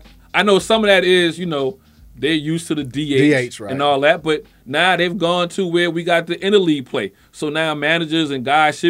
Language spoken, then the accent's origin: English; East Coast, United States; moved away; I'm from the East Coast. I live out here.